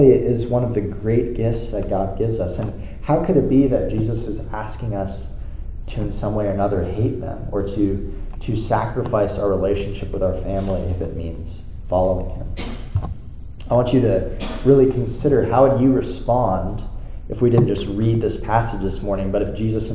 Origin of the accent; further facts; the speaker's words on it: South Florida, United States; moved away; I was in South Florida, my hometown, this past weekend